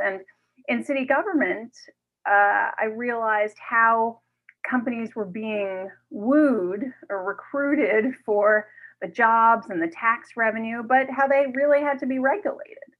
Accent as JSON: {"language": "English", "town": "New York City", "region": "New York", "country": "United States", "tie": "born or raised there", "said": "I grew up in New York City, uh, right in the heart of Manhattan"}